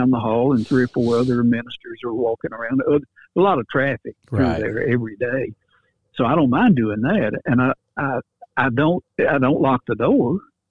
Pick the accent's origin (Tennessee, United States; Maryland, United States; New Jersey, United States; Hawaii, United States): Tennessee, United States; Paris; where I grew up in Paris, Tennessee.